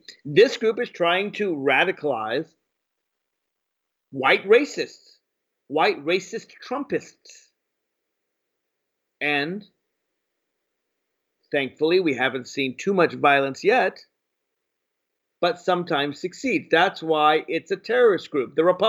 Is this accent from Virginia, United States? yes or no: yes; Virginia, United States; my home state of Virginia